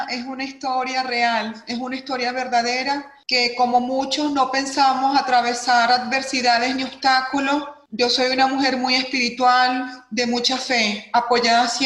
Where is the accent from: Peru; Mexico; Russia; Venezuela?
Venezuela; moved away as an adult; que vengo trabajando hace muchísimos años en mi tierra natal, Venezuela, el país al cual amo y agradezco mi profesión